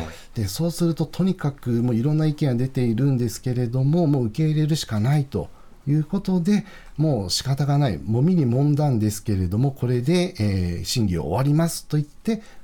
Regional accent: Miyazaki, Japan; moved away; 私は宮崎県の出身でして

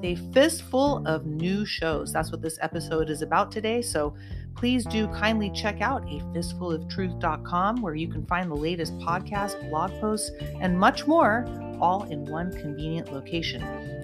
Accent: Santa Cruz, California, United States; now in Southern California, United States; my hometown, Santa Cruz of Northern California

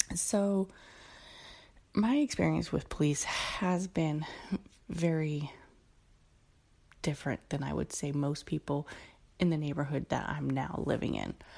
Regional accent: Oakland, California, United States; also born or lived in San Leandro; I grew up in Oakland until I was like about 15

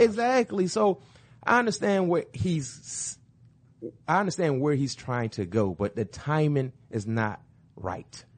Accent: Florida, United States; I'm from Florida.

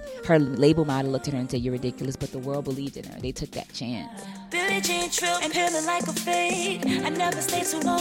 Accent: New Orleans, Louisiana, United States; moved away; I was from New Orleans, a black kid from

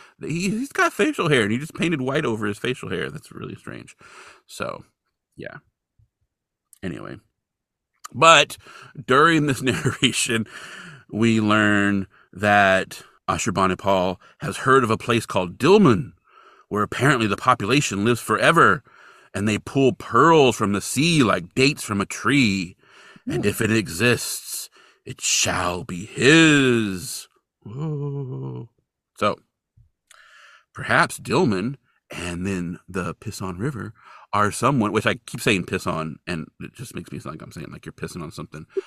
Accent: Central Valley, California, United States; I grew up in the Central Valley

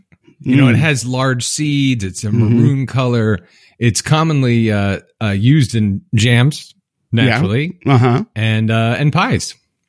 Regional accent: Mackinac, Michigan, United States; And I identify as Canadian, although I'm from Mackinac, Michigan.

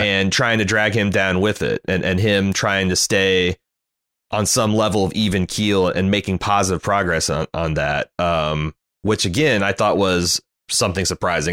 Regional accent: United States; as an American living in the, the early tw, going into the twenty-first century

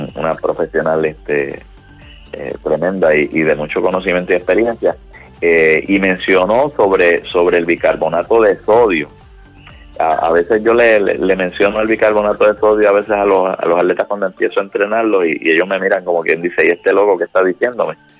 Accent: Puerto Rico; now in Florida, United States; somos boricuas

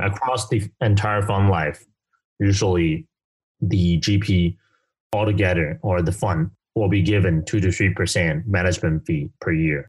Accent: Kaohsiung, Taiwan; I grew up from a pretty normal family in southern Taiwan called Kaohsiung

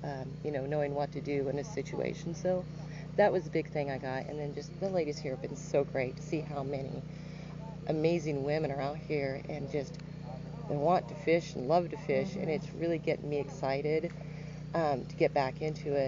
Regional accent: Joplin, Missouri, United States; I am from Joplin, Missouri, so not too far from here, about 2 hours

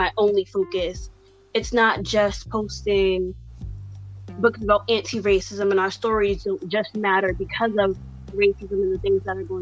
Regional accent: Boston, Massachusetts, United States; also born or lived in Randolph, Massachusetts; I was born and raised in Boston. All my life, I've lived from Roxbury to Dorchester to Mattapan.

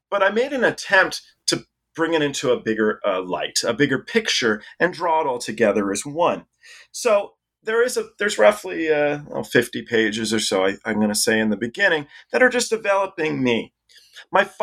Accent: England, United Kingdom; born there; And my dad was English as well. I was born in England.

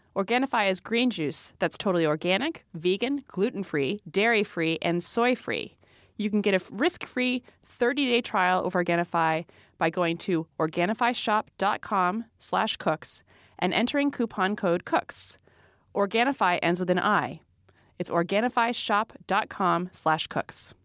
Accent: Rhode Island, United States; we are from Rhode Island

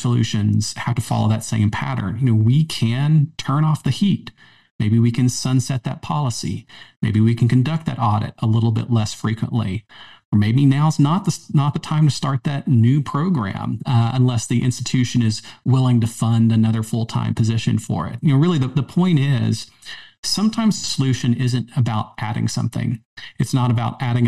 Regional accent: the South, United States; also born or lived in Maryland; now in Charlotte, United States; growing up in the South, you know, I've been a long-term Tar Heel fan

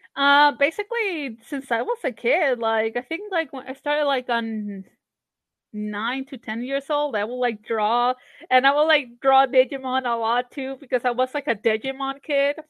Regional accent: Barranquilla, Atlántico, Colombia; moved away as an adult; also born or lived in Savannah, Georgia; now in Atlanta, United States; I grew up in Barranquilla

